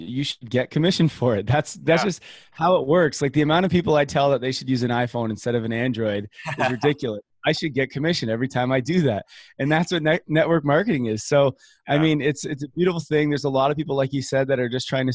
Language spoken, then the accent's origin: English; Canada; growing up in Canada